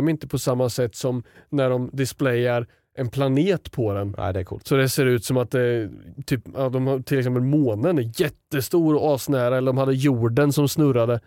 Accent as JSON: {"language": "Swedish", "town": "Sundsvall", "region": "Västernorrland County", "country": "Sweden", "tie": "born or raised there", "said": "jag har varit med på typ en handbollsträning när jag var liten i Sundsvall"}